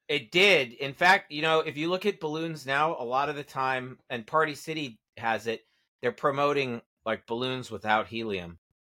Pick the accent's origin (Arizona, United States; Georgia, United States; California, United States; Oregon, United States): California, United States; Santa Monica; my hometown of Santa Monica